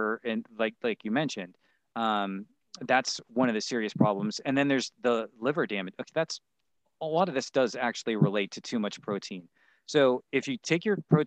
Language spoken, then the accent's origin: English; Pittsburgh, Pennsylvania, United States; I grew up in Pittsburgh